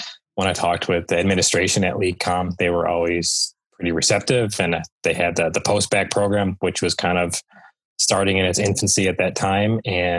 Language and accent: English; Michigan, United States; moved away as an adult; now in Morganton, North Carolina, United States; You know, I grew up in the Midwest, grew up in Michigan, and lived there for, 30 years